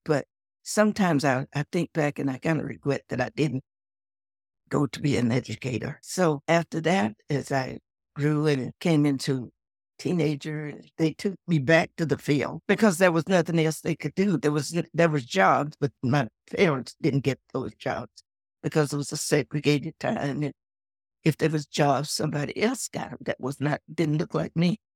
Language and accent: English; Texas, United States; I was born in Texas, in the South, was raised on a farm.